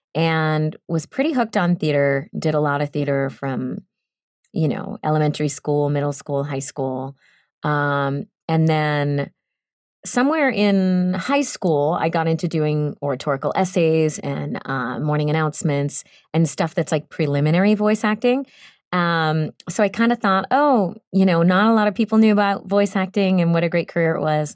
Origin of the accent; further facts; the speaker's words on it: Boston, Massachusetts, United States; moved away as an adult; now in Los Angeles, United States; I am from Boston